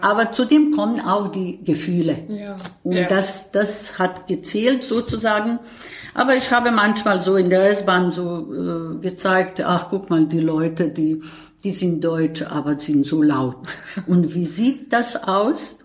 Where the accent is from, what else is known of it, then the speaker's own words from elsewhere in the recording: Bosnia & Herzegovina; German is a second language; moved away as an adult; now in Berlin, Germany; eine Flüchtling aus Bosnien und Herzegowina